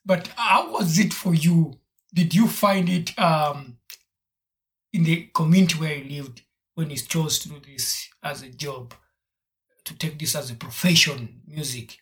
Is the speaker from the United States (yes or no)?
no; Uganda; I grew up in Uganda